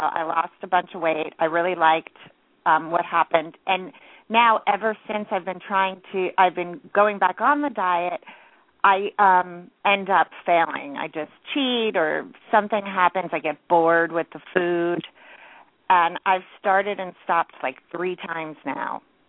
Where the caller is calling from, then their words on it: California, United States; I'm calling from California.